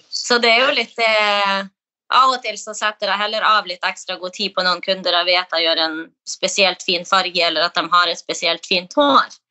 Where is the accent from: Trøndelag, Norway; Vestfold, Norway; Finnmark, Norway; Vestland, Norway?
Finnmark, Norway; Kirkenes; moved away as an adult; now in Oslo, Norway; Jeg er jo fra Kirkenes i Finnmark